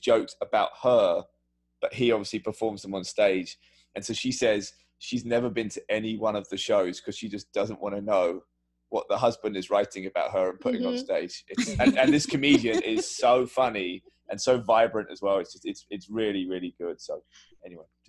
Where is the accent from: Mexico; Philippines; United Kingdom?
United Kingdom; also born or lived in New York / California; now in United States; being a British person